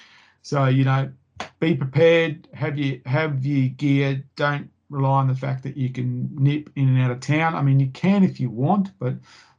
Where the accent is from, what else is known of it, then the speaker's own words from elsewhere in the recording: Queensland, Australia; So, you know, as a Queenslander, you're going to be thermally challenged there.